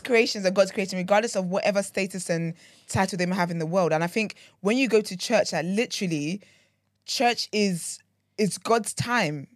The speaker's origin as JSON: {"language": "English", "country": "Nigeria", "tie": "born or raised there", "moved": "yes", "said": "I grew up in Nigeria"}